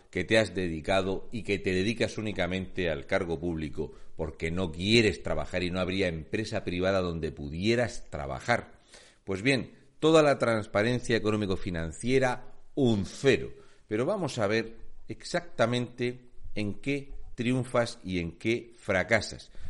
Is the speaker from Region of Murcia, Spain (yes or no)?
yes; Region of Murcia, Spain; un murciano encabronao